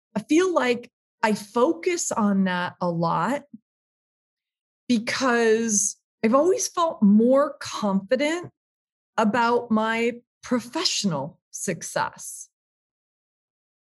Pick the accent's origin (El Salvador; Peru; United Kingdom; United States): United States; Minneapolis, Minnesota; I grew up in Minneapolis, it's like in my veins.